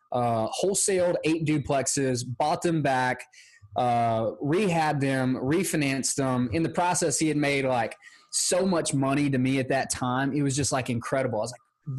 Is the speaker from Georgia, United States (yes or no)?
yes; Georgia, United States; I'm from Georgia and it gets hot here in the summer